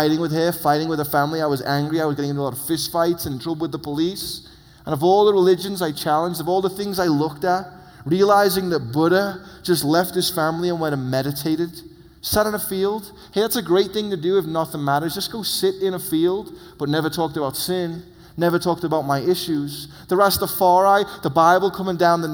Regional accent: England, United Kingdom; moved away; I come from England where Charlie Darwin's on the money

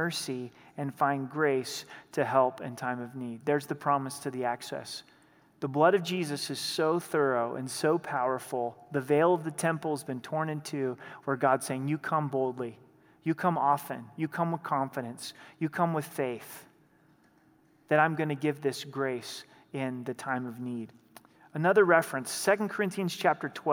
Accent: Southern Oregon, United States; also born or lived in Idaho; now in Colorado, United States; Growing up in Southern Oregon, we were only about an hour and a half from the Pacific Ocean

